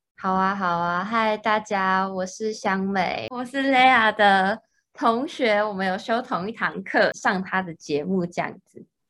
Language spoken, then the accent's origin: Chinese; Taiwan; 像我们是台湾人啊